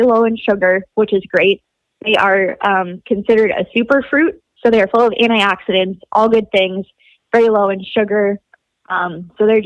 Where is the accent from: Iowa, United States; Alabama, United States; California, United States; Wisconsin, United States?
Wisconsin, United States; I grew up in Wisconsin